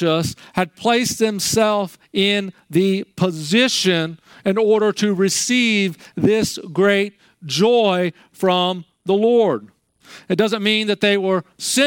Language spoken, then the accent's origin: English; Maryland, United States; I grew up in Maryland